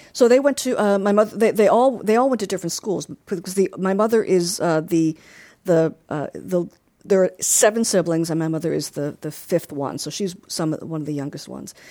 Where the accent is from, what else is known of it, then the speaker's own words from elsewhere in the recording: Long Island, New York, United States; growing up in Long Island